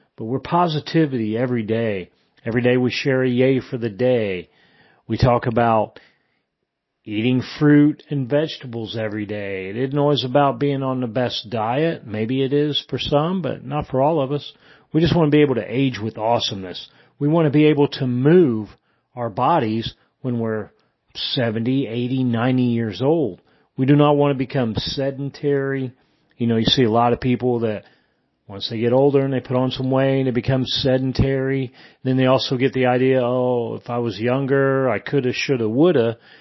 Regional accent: Indiana, United States; moved away as an adult; also born or lived in Germany; I am originally from Indiana. I was born and raised there, and I grew up in a small town where everybody knew everybody

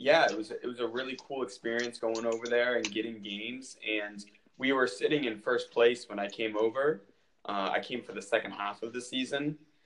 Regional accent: Washington, District of Columbia, United States; my friend who is actually from my hometown in the Washington, D.C. area, he was a goalkeeper as well

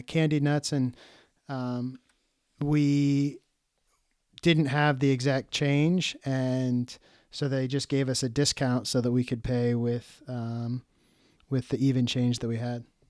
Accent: United States; as an American

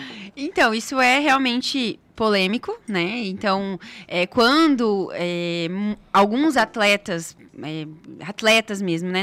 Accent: Foz do Iguaçu, Paraná, Brazil; moved away; Sou de Foz do ah. Iguaçu, estudei lá, morei lá boa parte da minha vida.

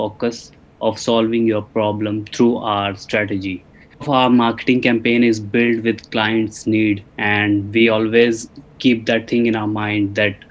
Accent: Chandigarh, India; I'm from Chandigarh

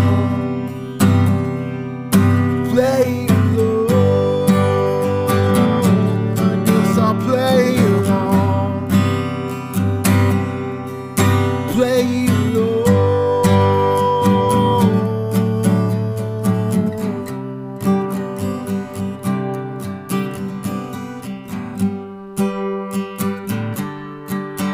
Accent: northern Utah, United States; growing up in Utah, I was a member of the church technically in high school

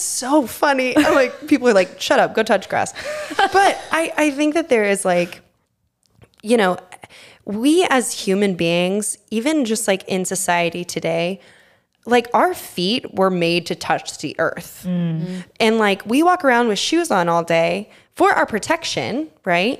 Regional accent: Texas, United States; now in New York, United States; I grew up in Texas

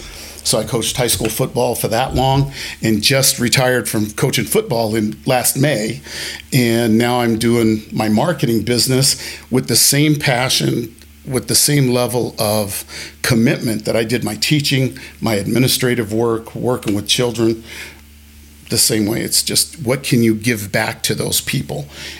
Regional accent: Colorado, United States; also born or lived in Germany; I grew up in Germany a little bit, on the East Coast a little bit, the West Coast a little bit. And then finally, my dad retired in Colorado, and I became a Colorado boy and have been here ever since.

